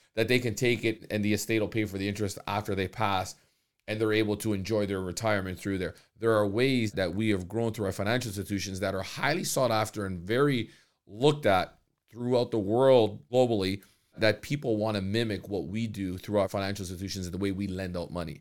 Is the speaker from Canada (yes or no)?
yes; Canada; the opportunities that are given to us as Canadians.